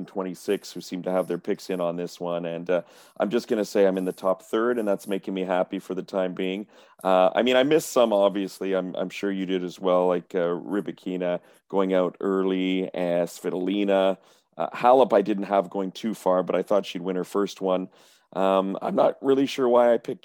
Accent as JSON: {"language": "English", "town": "Montreal", "region": "Quebec", "country": "Canada", "said": "I'm from Montreal."}